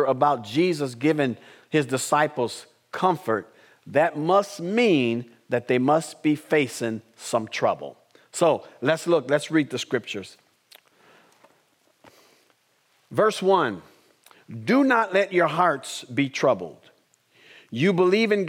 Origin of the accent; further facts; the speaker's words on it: Madison, United States; as a kid, growing up in Madison, there were 8 people in our family